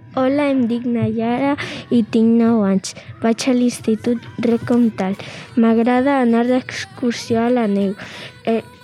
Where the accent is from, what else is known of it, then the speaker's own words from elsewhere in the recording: Barcelona, Catalonia, Spain; soc de Barcelona